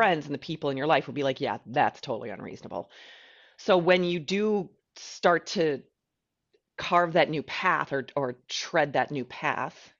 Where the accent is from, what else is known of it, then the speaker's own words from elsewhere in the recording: United States; I'm an American